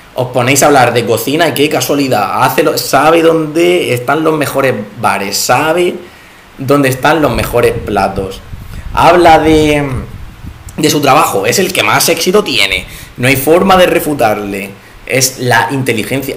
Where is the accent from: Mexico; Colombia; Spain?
Spain; como buenos españoles que somos